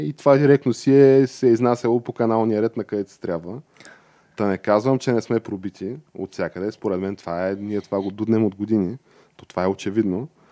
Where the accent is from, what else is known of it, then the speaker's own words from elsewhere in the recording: Bulgaria; аз съм си типичен българин